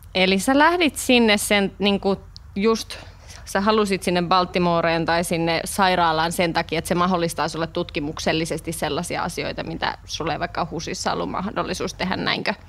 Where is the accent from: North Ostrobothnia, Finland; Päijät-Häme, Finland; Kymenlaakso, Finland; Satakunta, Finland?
Kymenlaakso, Finland; Kouvola; now in Helsinki, Finland; Nyt meitä on kaksi Kouvolasta.